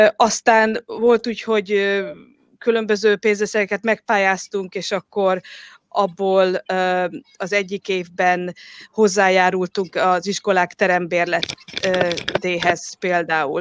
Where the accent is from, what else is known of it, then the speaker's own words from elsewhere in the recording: Western Hungary, Hungary; moved away as an adult; also born or lived in Budapest / Oxford; now in England, United Kingdom; Magyarországon születtem, Nyugat-Magyarországon